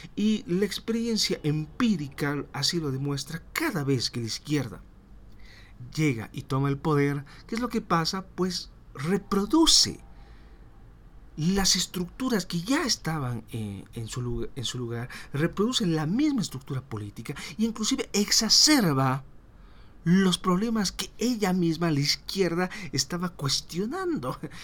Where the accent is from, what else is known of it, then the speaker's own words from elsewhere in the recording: Bolivia; seguimos nosotros como bolivianos